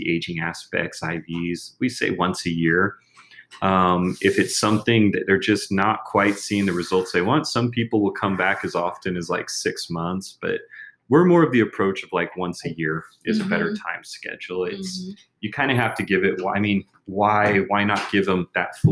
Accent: United States; now in Mexico; I'm American

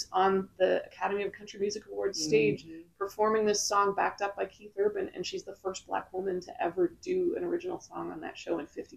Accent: Muskoka, Ontario, Canada; moved away as an adult; now in Nashville, United States; I'm from Muskoka, Ontario.

